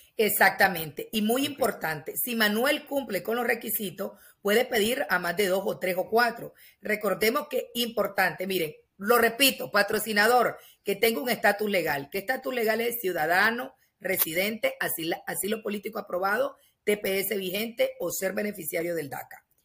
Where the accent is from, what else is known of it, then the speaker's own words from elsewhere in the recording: Nicaragua; moved away as an adult; como nicaragüense